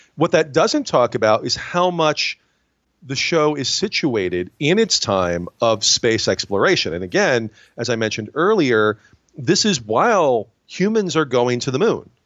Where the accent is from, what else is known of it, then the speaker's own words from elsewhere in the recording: Binghamton, New York, United States; I'm from Binghamton, New York. Uh, which is Rod Serling's hometown, and he is our biggest celebrity.